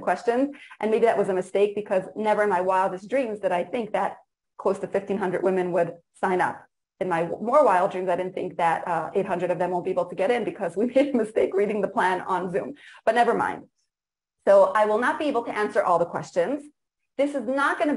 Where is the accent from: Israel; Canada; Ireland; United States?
Israel; English is a second language; I was born in Eretz Yisrael, grew up here